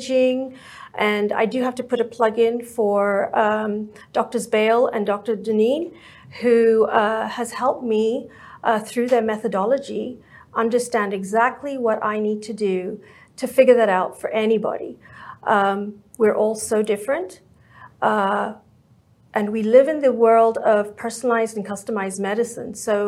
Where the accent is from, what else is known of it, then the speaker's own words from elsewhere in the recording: England, United Kingdom; now in Dallas-Fort Worth, United States; I was born and raised in England